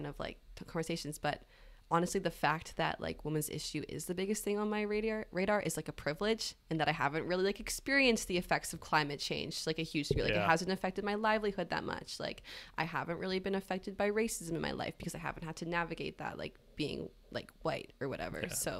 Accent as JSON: {"language": "English", "town": "Victoria", "region": "British Columbia", "country": "Canada", "moved": "as an adult", "lives_now": "Toronto, Canada", "said": "I'm from Victoria, BC"}